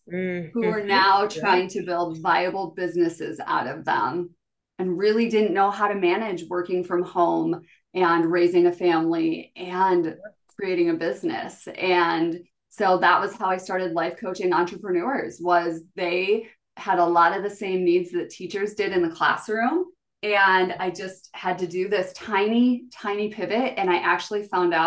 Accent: South Dakota, United States; born or raised there

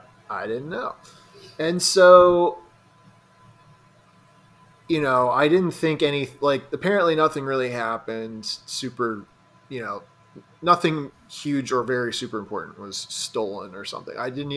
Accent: Utica, New York, United States; Well, I'm from Utica. I've never heard anybody use the phrase steamed hams.

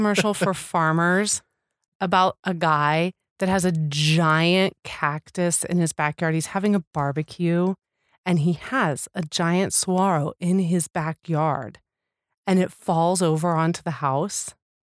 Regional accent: Midwest, United States; That's because we're from the Midwest.

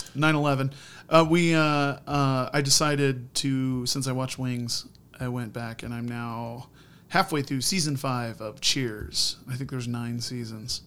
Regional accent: Indiana, United States; I grew up in Indiana.

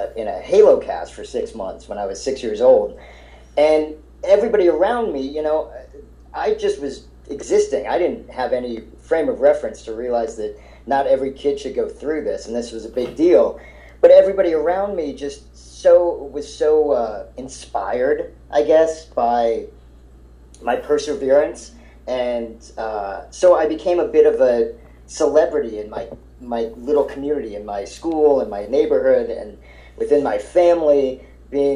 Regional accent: Silver Spring, Maryland, United States; also born or lived in Ohio; I was born in Ohio, and I only lived there for like a year and a half, but I grew up in outside of D.C. in Silver Spring, Maryland

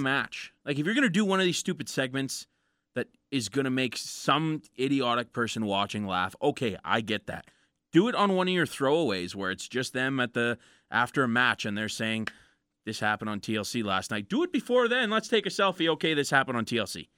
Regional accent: Canada; We're from Canada.

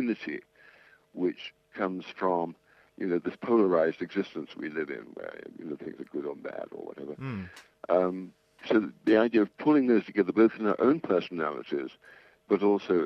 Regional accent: England, United Kingdom; moved away as an adult; also born or lived in New York; I'm English. I was born in 1940, educated in England, qualified as an architect

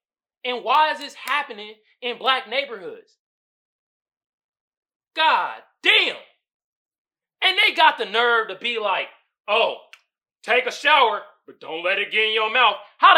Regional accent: Oakland, California, United States; moved away; growing up in Oakland, when I was living there, it was a predominantly black neighborhood.

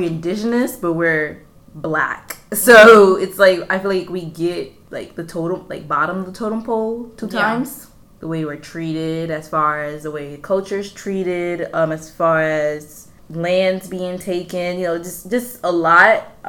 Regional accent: Honduras; first language Spanish; English is a second language; I am from Honduras

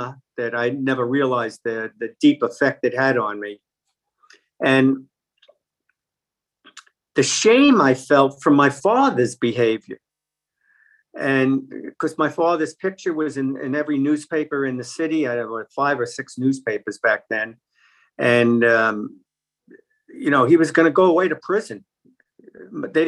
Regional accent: New York City, New York, United States; I grew up in Brooklyn, New York

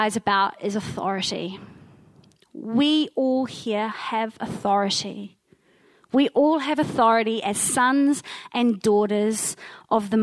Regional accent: Wellington, New Zealand; moved away as an adult; I come from Te Whanganui Atara, so that is Wellington, the big capital city. And I moved up here when I was about 23. But I lived down there with my incredible mother and my three siblings

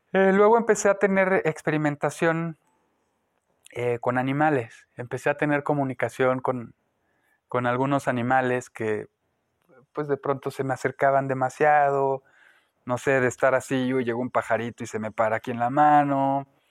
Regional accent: Guanajuato, Mexico; moved away as an adult; nací en Guanajuato, Estuve ahí los primeros 18 años de mi vida

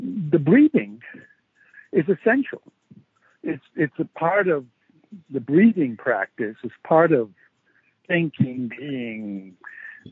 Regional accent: Rome, Lazio, Italy; moved away as an adult; also born or lived in San Francisco; I was born and raised in Rome

